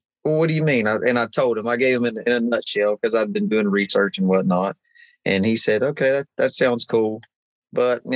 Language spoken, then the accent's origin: English; West Virginia, United States; we're from West Virginia.